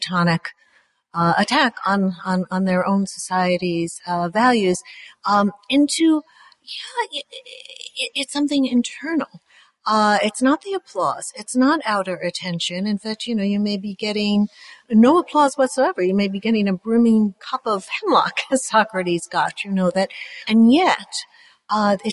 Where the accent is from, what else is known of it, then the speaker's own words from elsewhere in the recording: United States; being American